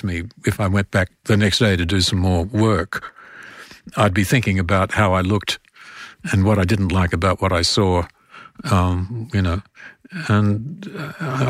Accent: Australia; accent: Australian

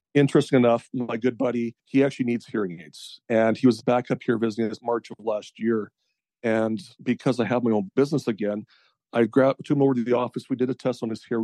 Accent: Edmonton and Central Alberta, Canada; also born or lived in Peace Country, Alberta / Fairview, Alberta / Grande Prairie, Alberta / Red Deer, Alberta; I mostly spent most of my time down in the Edmonton and Central Alberta area

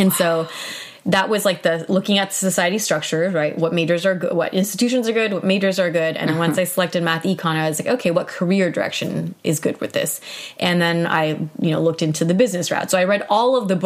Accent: Southern California, United States; I was from SoCal at a no-name school

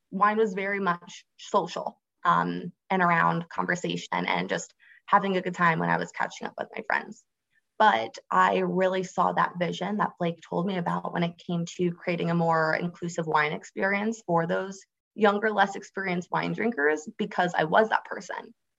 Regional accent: Florida, United States; But yeah, I grew up on the Space Coast of Florida, which really just means that I saw a lot of the launches from Kennedy Space Center or NASA in my backyard.

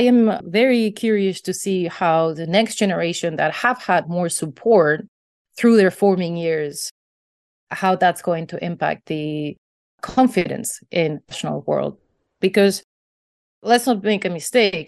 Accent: Basque Country, Spain; I grew up in the Basque Country in northern Spain

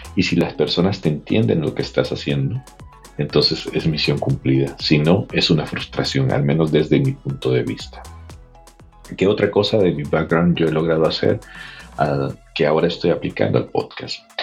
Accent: El Salvador; born or raised there; moved away as an adult; now in United States

